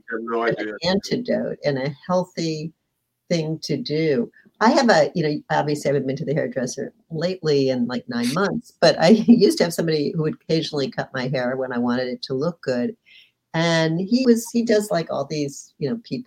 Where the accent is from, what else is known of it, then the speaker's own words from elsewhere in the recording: Beverly Hills, California, United States; I grew up in Beverly Hills